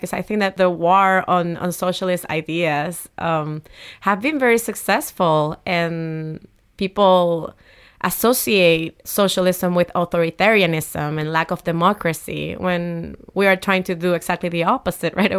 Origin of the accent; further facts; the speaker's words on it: Humacao, Puerto Rico; moved away; I grew up in Humacao, uh, a small town, uh, in the eastern coast of Puerto Rico.